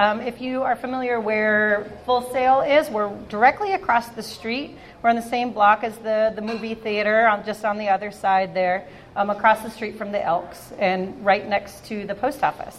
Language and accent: English; Montana, United States; moved away as an adult; also born or lived in Portland; now in Hood River, United States; I'm originally a Montana girl.